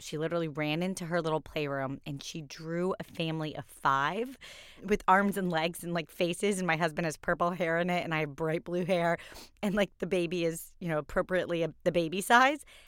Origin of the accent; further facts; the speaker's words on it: Kentucky, United States; I was born in Kentucky.